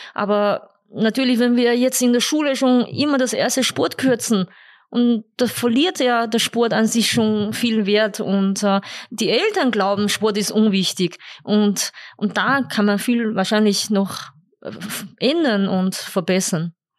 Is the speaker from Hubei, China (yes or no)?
no; Beijing, China; German is a second language; moved away as an adult; also born or lived in Upper Austria, Austria; now in Austria; Ich bin in Peking geboren und, äh, und vor allem auch im Internat.